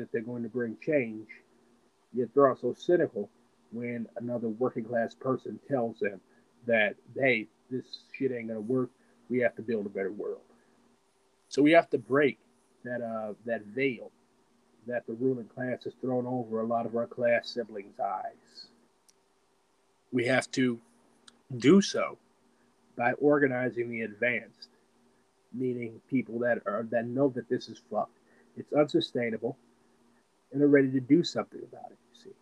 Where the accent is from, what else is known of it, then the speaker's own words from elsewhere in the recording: Missouri, United States; I'm from Missouri